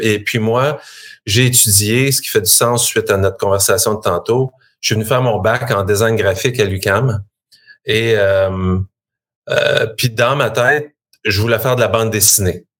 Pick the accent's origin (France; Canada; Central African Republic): Canada; Shawinigan, Quebec; moi, je suis euh, fier natif de la Mauricie. Je viens de Shawinigan.